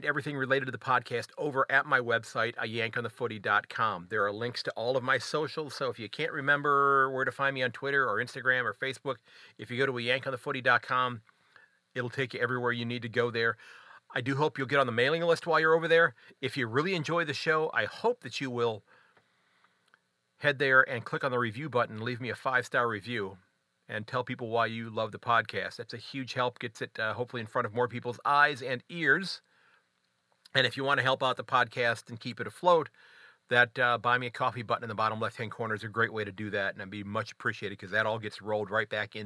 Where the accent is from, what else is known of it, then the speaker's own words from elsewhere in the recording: United States; as an American fan